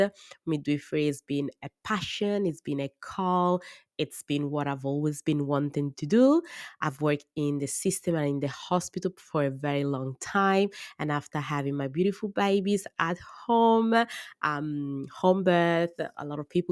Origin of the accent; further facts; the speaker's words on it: Italy; English is a second language; moved away as an adult; now in Australia; I was born in Italy and I grew in Italy and I study in Italy.